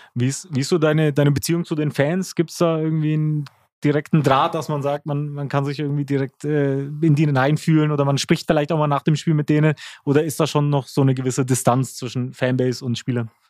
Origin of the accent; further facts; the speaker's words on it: Nuremberg, Bavaria, Germany; als Nürnberger